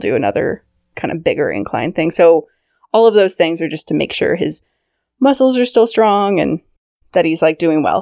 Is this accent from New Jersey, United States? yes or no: no; Sacramento, California, United States; I grew up in Northern California in Sacramento.